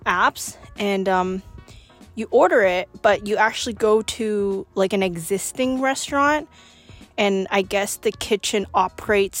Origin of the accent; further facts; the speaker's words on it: Steveston, British Columbia, Canada; my hometown, which is Steveston